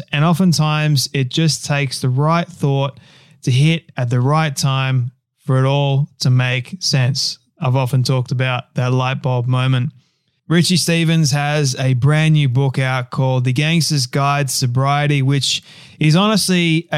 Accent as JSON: {"language": "English", "country": "Australia", "said": "my home country of Australia"}